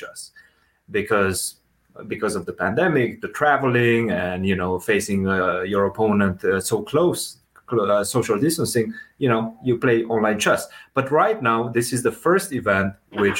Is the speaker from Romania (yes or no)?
yes; Romania; moved away as an adult; now in United States; Before college, I come from Romania. So we don't have a big basketball culture in Romania